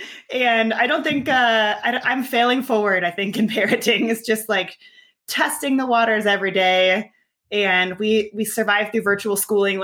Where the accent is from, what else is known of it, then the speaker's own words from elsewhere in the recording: Arizona, United States; also born or lived in Colorado / Los Angeles; now in Denver, United States; I grew up in Arizona and then moved.